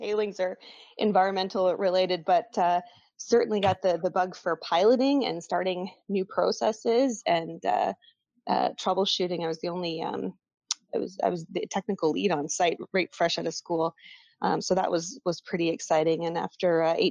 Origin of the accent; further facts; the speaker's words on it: Kelowna, British Columbia, Canada; I grew up in Kelowna, BC, not too far from Sepro.